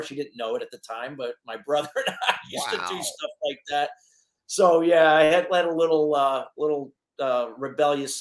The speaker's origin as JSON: {"language": "English", "region": "Connecticut", "country": "United States", "tie": "born or raised there", "also_born_or_lived": "Neptune, New Jersey / Tampa Bay area, Florida", "said": "I went back to Connecticut when I was between 5 and 6 years"}